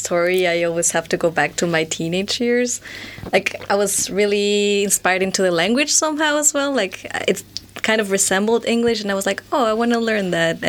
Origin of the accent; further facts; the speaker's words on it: Quito, Pichincha, Ecuador; moved away as an adult; now in Erfurt, Germany; I would say. I come from Ecuador, from the capital, Quito.